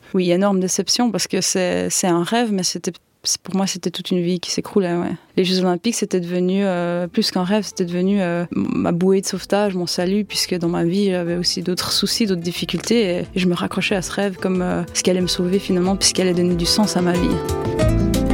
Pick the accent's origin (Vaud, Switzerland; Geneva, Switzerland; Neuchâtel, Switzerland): Vaud, Switzerland; Yverdon-les-Bains; j'ai grandi à, à Yverdon euh, dans des HLM